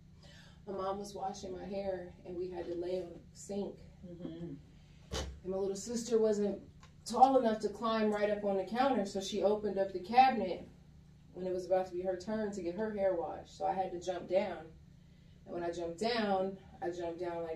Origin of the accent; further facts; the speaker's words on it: Columbus, Ohio, United States; moved away as an adult; now in Atlanta, United States; I am originally from Columbus, Ohio. I moved to Atlanta